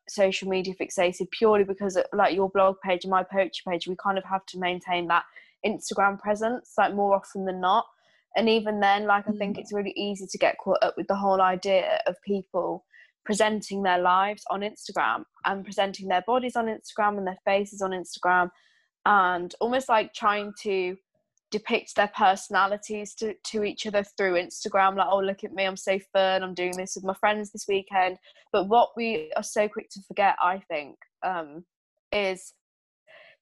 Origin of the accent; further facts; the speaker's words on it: United Kingdom; I'm British